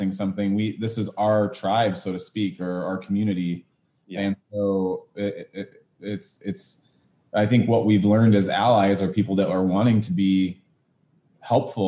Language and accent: English; Wenatchee, Washington, United States; also born or lived in Bellevue, Washington; My dad was a Young Life area director in Wenatchee. Those are all my earliest memories were contact work in Wenatchee with my dad